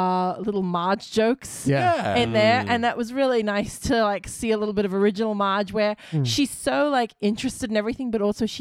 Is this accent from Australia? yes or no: yes; Australia; as an Australian